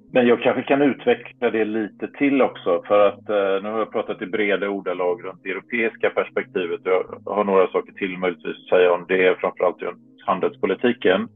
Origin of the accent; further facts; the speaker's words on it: Varberg, Halland County, Sweden; moved away as an adult; now in Brussels, Belgium; hemma i Varberg när jag återvände till Varberg efter några, några år på andra ställen i världen